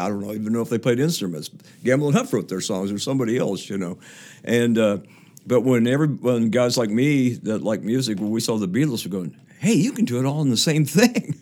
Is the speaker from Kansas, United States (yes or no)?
yes; Topeka, Kansas, United States; moved away; four of us went to the same high, high school, Topeka West High School